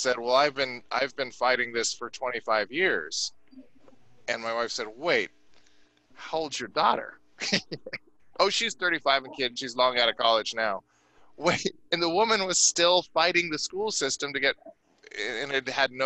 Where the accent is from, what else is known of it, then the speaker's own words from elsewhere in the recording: California, United States; I'm a Californian